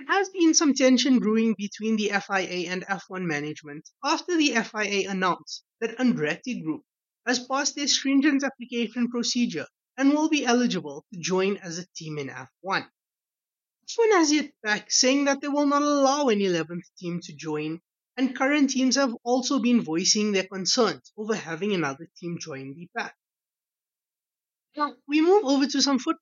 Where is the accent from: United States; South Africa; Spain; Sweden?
South Africa; As a South African